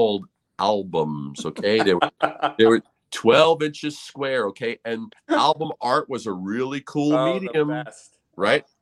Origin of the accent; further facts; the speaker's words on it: New York City, New York, United States; Growing up in New York City